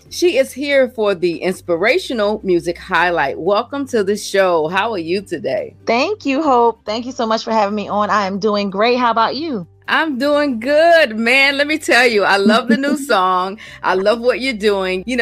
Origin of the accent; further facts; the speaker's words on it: Williamsburg, Virginia, United States; I'm from Williamsburg, Virginia.